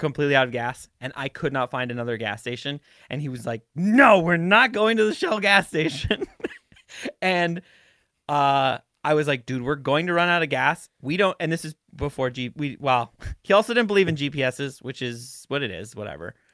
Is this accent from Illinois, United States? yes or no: no; Montana, United States; I was from Montana